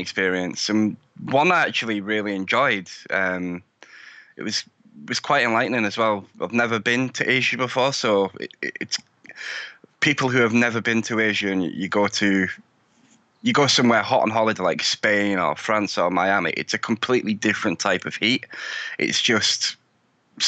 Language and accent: English; United Kingdom; But as you can probably tell by my accent, I'm from the UK. I live in the UK.